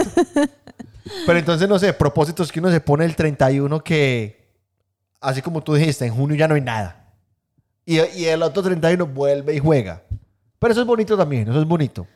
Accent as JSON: {"language": "Spanish", "town": "Guatapé", "region": "Antioquia", "country": "Colombia", "moved": "yes", "said": "Yo soy de Guatapé"}